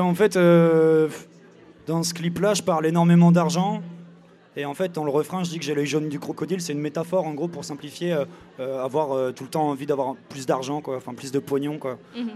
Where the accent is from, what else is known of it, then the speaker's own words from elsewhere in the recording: Angers, Pays de la Loire, France; je suis d'Angers